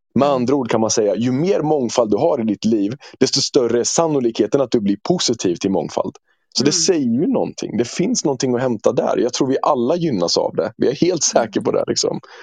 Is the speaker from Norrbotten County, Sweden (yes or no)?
no; Norrköping, Östergötland, Sweden; jag är född och uppvuxen i Norrköping